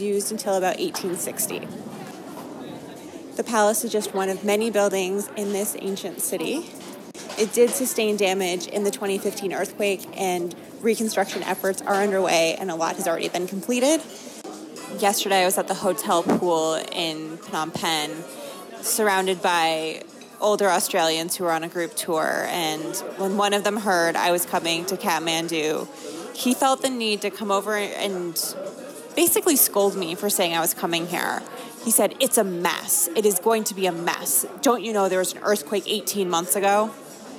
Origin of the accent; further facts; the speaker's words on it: Maine, United States; I am a girl from Maine